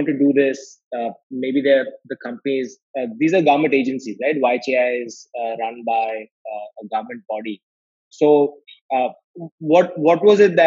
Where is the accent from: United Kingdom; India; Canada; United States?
India; Chennai, Tamil Nadu; I'm from Chennai